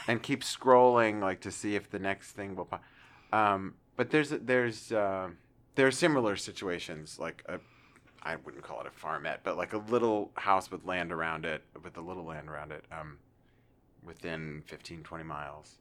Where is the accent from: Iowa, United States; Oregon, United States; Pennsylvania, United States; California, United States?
Pennsylvania, United States; also born or lived in New York City / Kansas; now in Arkansas, United States; a wonderful pretzel factory that I grew up around the corner from